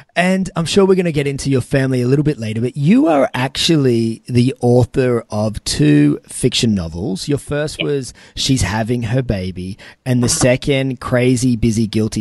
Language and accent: English; Newcastle, New South Wales, Australia; here in my hometown of Newcastle